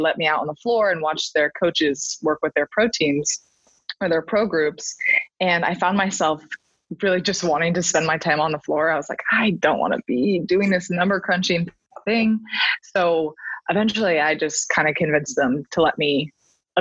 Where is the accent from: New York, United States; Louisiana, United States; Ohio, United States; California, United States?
California, United States; Palo Alto; also born or lived in Kansas; I'm actually from Palo Alto, California, which is where I currently am working as well